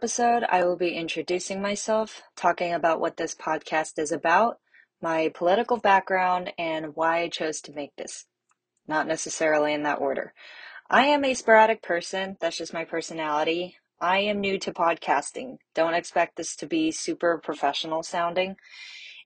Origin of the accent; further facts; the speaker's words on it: Bay Area, California, United States; also born or lived in China; I am from the Bay Area, which is located in California